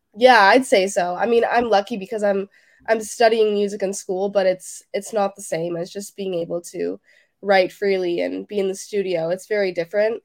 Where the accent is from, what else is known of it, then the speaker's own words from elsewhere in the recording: Toronto, Ontario, Canada; I'm from Toronto, Canada